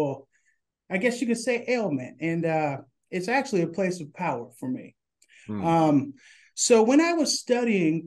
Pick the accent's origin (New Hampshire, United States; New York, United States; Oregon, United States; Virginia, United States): Oregon, United States; Portland; I grew up in Northeast Portland, went to Fabian Elementary School, Beaumont Middle School, and Madison High School